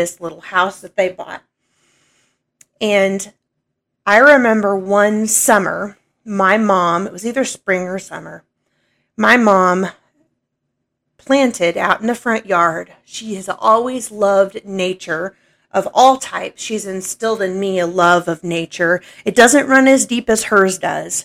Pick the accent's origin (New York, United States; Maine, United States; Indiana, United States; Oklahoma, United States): Oklahoma, United States; also born or lived in Illinois; when I was growing up, we moved from Illinois when I was 6 years old, and we moved down here to Oklahoma.